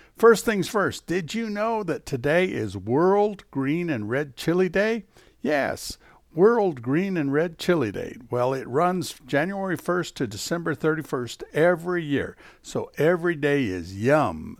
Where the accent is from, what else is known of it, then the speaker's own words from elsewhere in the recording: Alamogordo, New Mexico, United States; also born or lived in Las Cruces, New Mexico; I was born in Harlem in Air Force Base, but it's Alamogordo